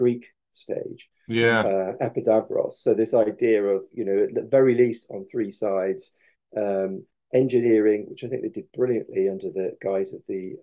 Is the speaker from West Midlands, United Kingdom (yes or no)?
yes; Coventry, West Midlands, United Kingdom; now in East Anglia, United Kingdom; I'm a Midlander